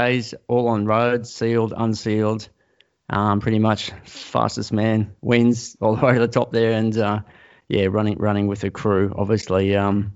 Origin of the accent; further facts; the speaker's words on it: Sydney, New South Wales, Australia; I grew up in Sydney